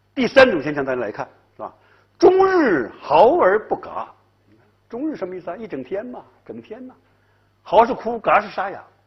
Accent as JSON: {"language": "Chinese", "region": "Northeast China", "country": "China", "tie": "born or raised there", "moved": "yes", "said": "我在东北嘛，我是东北人呐"}